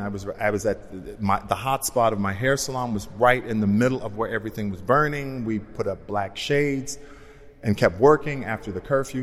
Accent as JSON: {"language": "English", "town": "Los Angeles", "region": "California", "country": "United States", "said": "Being, being African American, being from South Central, being a hairdresser"}